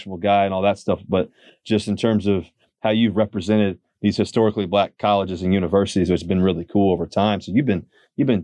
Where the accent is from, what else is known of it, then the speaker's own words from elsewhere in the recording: Richmond, Virginia, United States; I grew up in Richmond